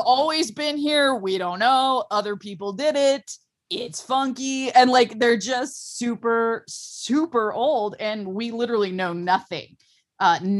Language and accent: English; Ohio, United States; I'm from Ohio and I don't live near any large or earthworks